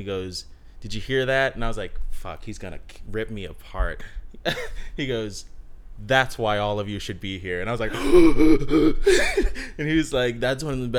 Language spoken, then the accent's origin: English; Texas, United States; moved away; we're from Texas